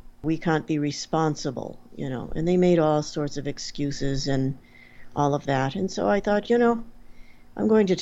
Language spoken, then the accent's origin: English; Portsmouth, New Hampshire, United States; I grew up in Portsmouth, New Hampshire.